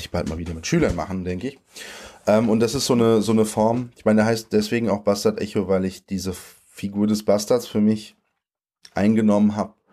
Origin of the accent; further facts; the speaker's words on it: Germany; born there; Ich bin in Deutschland geboren, von polnischen Eltern mit polnischen Papieren. Ich habe seit ich 27 bin deutsche Papiere, äh, also seit einem Jahr jetzt, eineinhalb fast. Ähm, ich äh, bin zweisprachig aufgewachsen.